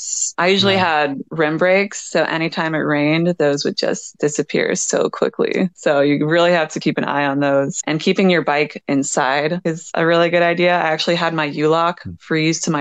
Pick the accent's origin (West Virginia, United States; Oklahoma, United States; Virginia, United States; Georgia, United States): Georgia, United States; Atlanta; also born or lived in Philadelphia / Utah; now in Los Angeles, United States; I grew up in Atlanta. I've lived in Philly. I've lived in Utah. I've lived